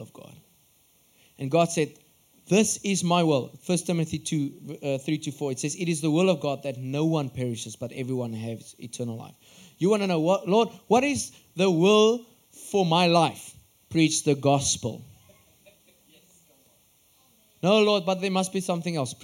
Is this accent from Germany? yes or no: no; Upington, Northern Cape, South Africa; I'm from Upington in the Northern Cape.